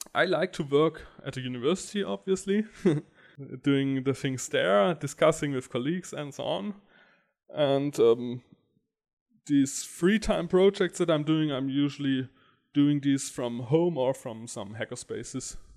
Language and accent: English; Stuttgart, Baden-Württemberg, Germany; also born or lived in Karlsruhe; And I come from Stuttgart